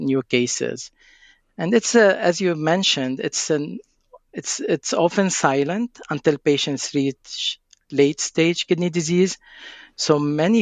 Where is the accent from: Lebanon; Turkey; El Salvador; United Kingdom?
Lebanon; now in United States; I'm originally from Lebanon